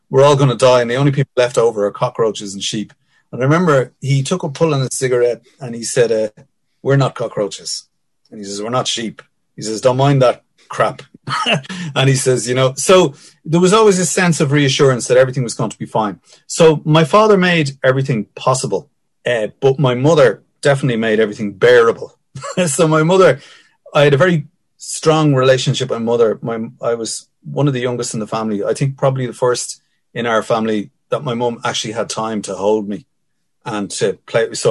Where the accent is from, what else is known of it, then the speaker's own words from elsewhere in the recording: Finglas, County Dublin, Ireland; but definitely growing up in Finglas, so I came from a very privileged background, Dad being a guard